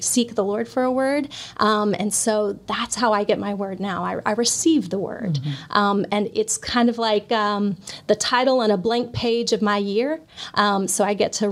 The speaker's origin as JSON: {"language": "English", "town": "Hendersonville", "region": "Tennessee", "country": "United States", "tie": "born or raised there", "said": "I grew up here in Hendersonville"}